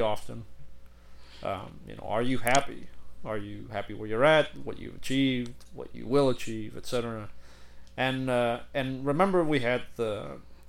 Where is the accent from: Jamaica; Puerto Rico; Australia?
Puerto Rico; moved away; I am originally from Puerto Rico